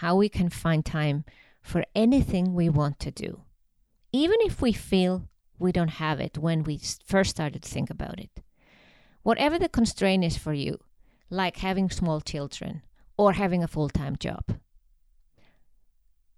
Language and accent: English; Iceland; moved away as an adult; now in Switzerland; I come from Iceland.